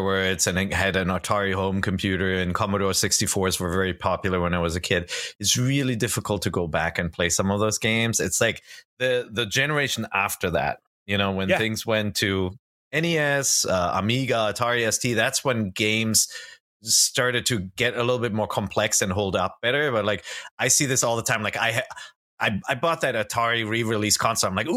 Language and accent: English; Germany; I am from the land of gummy bears